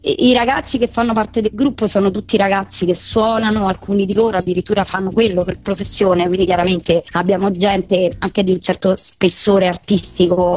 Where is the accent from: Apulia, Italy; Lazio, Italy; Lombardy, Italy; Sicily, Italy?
Lazio, Italy; Rome; sono di Roma città